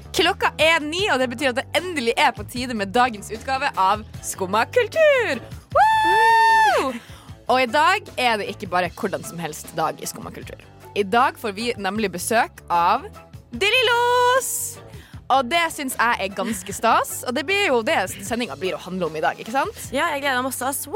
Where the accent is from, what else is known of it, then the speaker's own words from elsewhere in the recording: Tromsø, Troms, Norway; moved away; hjemme i Tromsø så er det jo mørketid